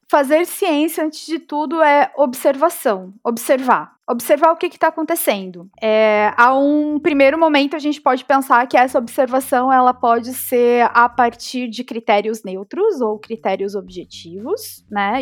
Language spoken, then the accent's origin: Portuguese; Joinville, Santa Catarina, Brazil; moved away as an adult; now in Florianópolis, Brazil; Eu sou natural de Chuville e vim pra cá em 2013, quando eu fui convocada para assumir o cargo como professora da UFSC